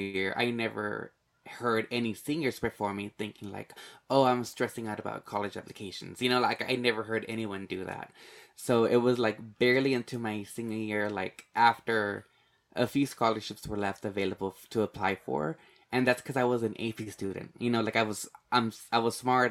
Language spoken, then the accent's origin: English; Laredo, Texas, United States; I grew up in Laredo, and of course, it's, like, how Amber said, it's, like, more than ninety-five percent Hispanic or Mexican-American